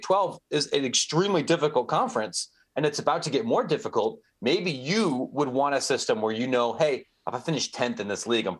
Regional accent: Ohio, United States; not far where I grew up in Ohio, you have schools like Youngstown State

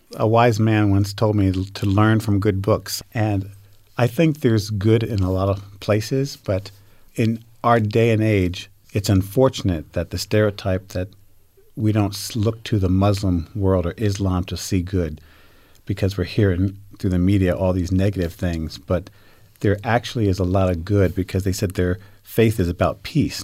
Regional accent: United States; now in Utah, United States; I grew up back in New York, New Jersey

